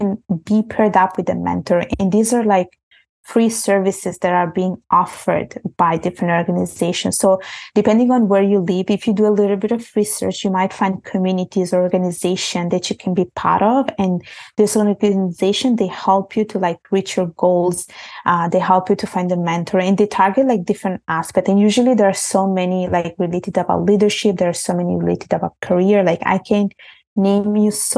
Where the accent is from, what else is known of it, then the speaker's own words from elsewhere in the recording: Italy; moved away; when I was growing up in Italy, basically, I was brought up in Italy. I was born there, and my parents are from Bangladesh